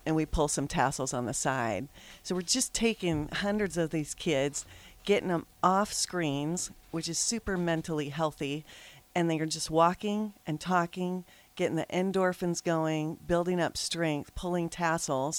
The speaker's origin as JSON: {"language": "English", "town": "Lincoln", "region": "Nebraska", "country": "United States", "tie": "born or raised there", "said": "I grew up in Lincoln, and really detasseling for our state"}